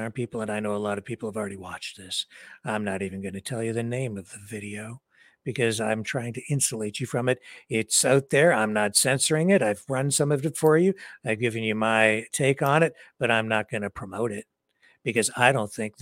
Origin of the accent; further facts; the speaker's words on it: London, Ontario, Canada; my hometown of London, Ontario, Canada